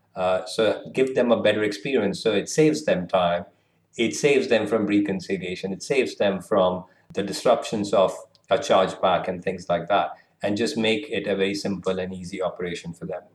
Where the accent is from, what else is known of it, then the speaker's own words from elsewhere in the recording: Kolkata, West Bengal, India; moved away as an adult; also born or lived in Lucknow, India; now in London, United Kingdom; I, I, was born and brought up in Kolkata, but still, you know, part of the same community and culture, and, and then moved around India a little bit.